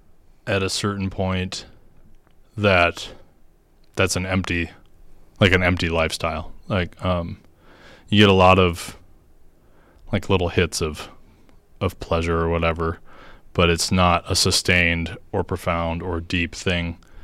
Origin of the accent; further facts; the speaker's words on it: Carver, Minnesota, United States; also born or lived in Rochester / Iowa; And when I was two, we moved to Iowa. My dad worked for a seed company. And we lived in Mason City and then Des Moines for a little bit and then eventually moved to Carver, Minnesota.